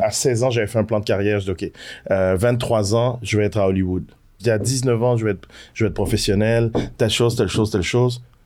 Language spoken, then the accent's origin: French; Quebec, Canada; quand j'étais gamin au Québec